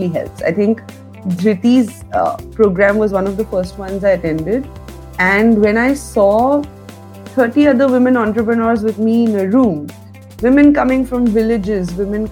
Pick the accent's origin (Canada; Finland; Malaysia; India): India; Assam; moved away; also born or lived in Sweden; I was born and brought up in Assam